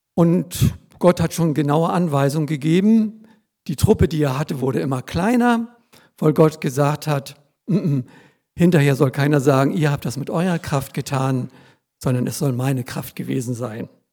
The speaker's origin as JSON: {"language": "German", "country": "Germany", "said": "als Deutsche ohne Migrationshintergrund"}